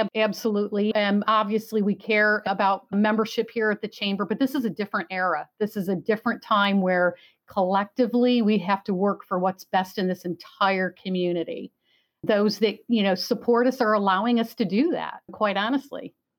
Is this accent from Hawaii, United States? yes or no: no; New York, United States; now in Florida, United States; I'm from New York